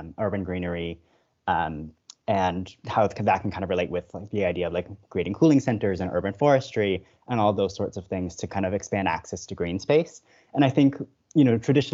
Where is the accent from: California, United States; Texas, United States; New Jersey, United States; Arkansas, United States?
California, United States; Manhattan Beach; I am from Manhattan Beach, California, just south of LAX